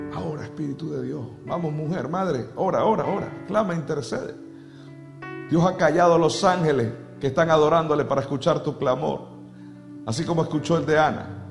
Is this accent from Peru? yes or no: no; Venezuela; en mi país, en Venezuela